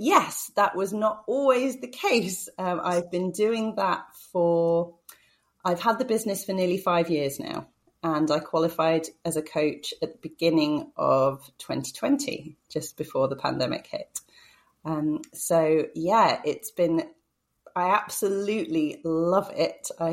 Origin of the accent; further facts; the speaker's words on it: about an hour north of London, East of England, United Kingdom; now in Manchester, United Kingdom; I grew up in the south of England, so about an hour north of London.